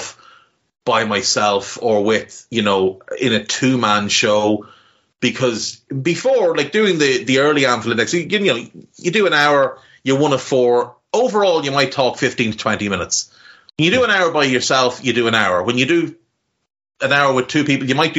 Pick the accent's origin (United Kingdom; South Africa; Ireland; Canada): Ireland; Navan, Leinster; accent: Navan; horrible, scummy Navan accent